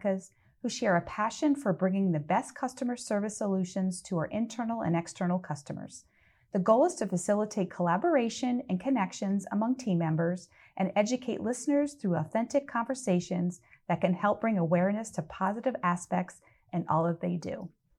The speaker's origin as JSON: {"language": "English", "region": "New York", "country": "United States", "said": "I'm from that area as well. I've been down in Florida for quite a while, but I know Saratoga. I'm from a little town just south of it."}